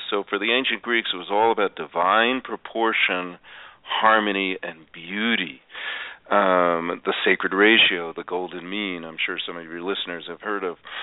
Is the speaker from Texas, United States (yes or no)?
no; New York, United States; I was raised in New York